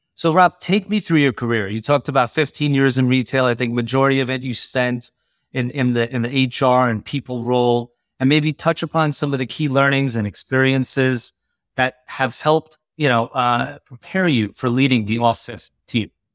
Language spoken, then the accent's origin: English; Long Island, New York, United States; both of us being Long Island guys